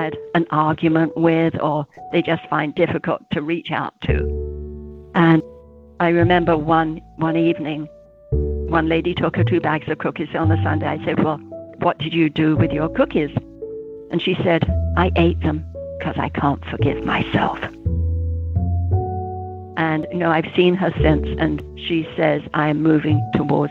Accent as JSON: {"language": "English", "region": "England", "country": "United Kingdom", "accent": "British", "moved": "yes", "said": "I'm from England, as you can tell."}